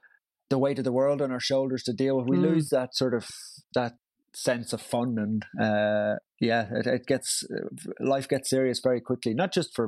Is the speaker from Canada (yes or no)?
no; Brussels, Brussels-Capital Region, Belgium; also born or lived in Tyrone, United Kingdom; I grew up in Brussels, but was born in the north in Tyrone. And yeah, I've kept the, I mean, all my friends were Irish growing up abroad.